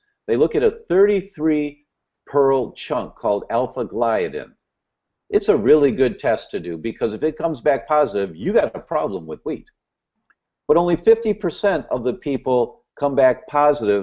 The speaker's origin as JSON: {"language": "English", "region": "Midwest", "country": "United States", "tie": "born or raised there", "said": "I grew up in the Midwest"}